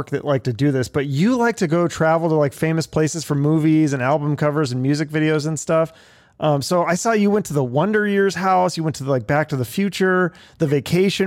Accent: Washington, United States; I'm from Washington

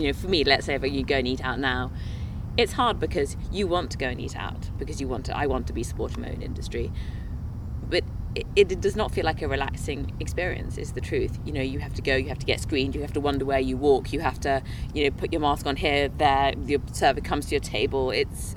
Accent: England, United Kingdom; now in Minnesota, United States; I'm from England

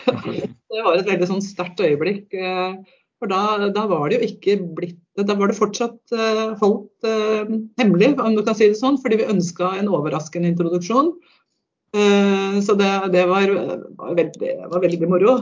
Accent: Fetsund, Akershus, Norway; also born or lived in Lillestrøm

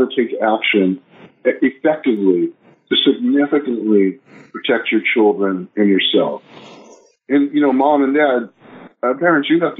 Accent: Los Angeles, California, United States; I grew up in Los Angeles

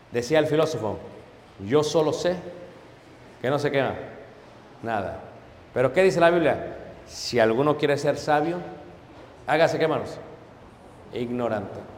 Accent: Mexico City, Mexico; Pues claro, hermano soy de Ciudad de México, no hay problema, ahorita lo arreglamos.

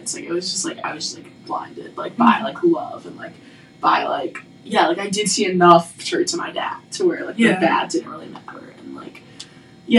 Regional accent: Mississippi, United States; moved away; I'm from Mississippi, so, like, down south

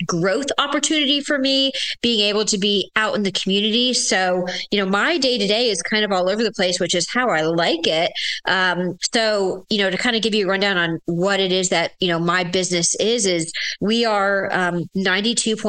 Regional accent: Williamsburg, Virginia, United States; I'm from Williamsburg. I've been here since fourth grade

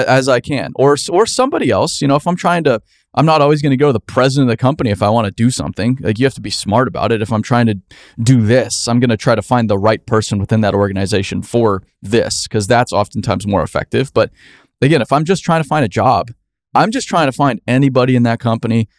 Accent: Phoenix, Arizona, United States; where I grew up in Phoenix, Arizona.

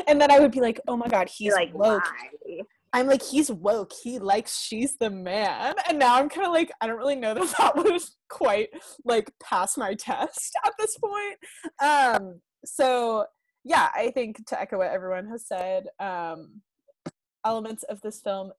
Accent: the South, United States; We're also from the South. We don't know anything. Our public school system is trash.

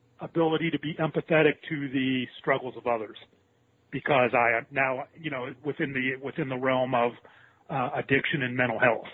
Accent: Pittsburgh, Pennsylvania, United States; moved away; where we grew up in Pittsburgh, PA

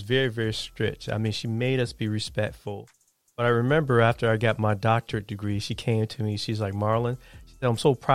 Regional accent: Chicago, Illinois, United States; I grew up on the South Side of Chicago

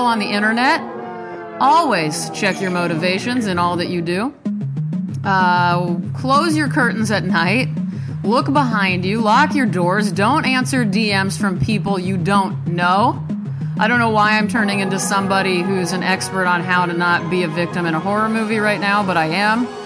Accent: Nebraska, United States; I'm from Nebraska

